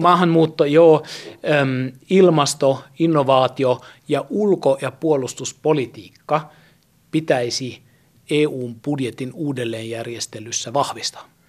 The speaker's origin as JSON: {"language": "Finnish", "country": "Germany", "tie": "born or raised there", "moved": "yes", "said": "Itse olen lapsuuteni asunut Saksassa"}